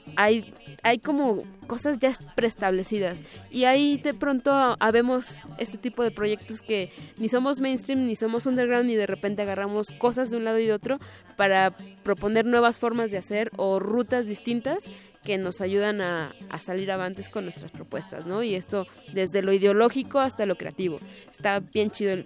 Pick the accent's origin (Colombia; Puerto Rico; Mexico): Mexico; Guadalajara, Jalisco; soy de Guadalajara